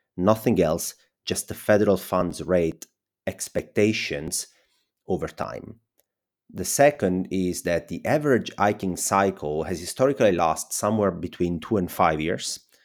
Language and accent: English; Italy; accent: Italian; English is a second language; my Italian accent